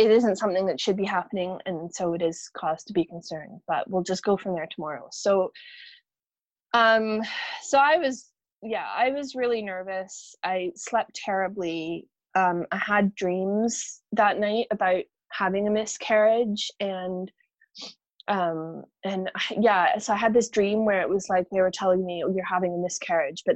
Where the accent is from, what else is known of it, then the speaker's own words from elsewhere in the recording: Canada; now in Scotland; I'm originally from Canada